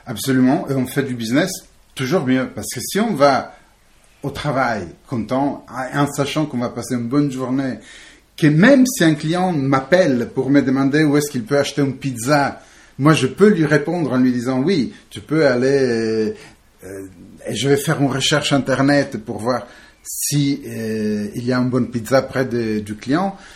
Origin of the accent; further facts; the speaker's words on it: Italy; now in France; Je suis italien, mais hum, j'ai fait un peu le tour du monde. Je suis atterri ici en France il y a quelques temps